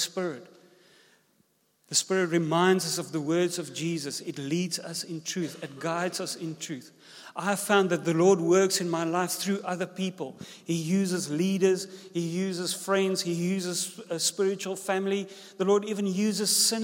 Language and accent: English; South Africa; first language Afrikaans; English is a second language; also born or lived in George, South Africa